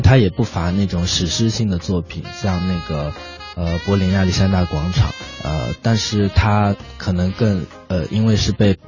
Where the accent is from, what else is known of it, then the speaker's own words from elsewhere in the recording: China; 我们中国人